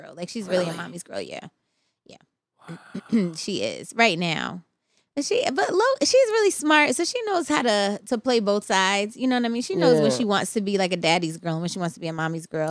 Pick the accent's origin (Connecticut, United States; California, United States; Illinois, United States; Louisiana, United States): Connecticut, United States; moved away; We're from Connecticut